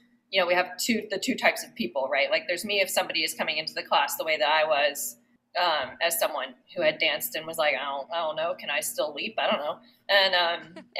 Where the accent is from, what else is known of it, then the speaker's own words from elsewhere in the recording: Virginia Beach, Virginia, United States; moved away as an adult; now in Kentucky, United States; I grew up Irish dancing in middle school and high school. I'm originally from the Virginia Beach area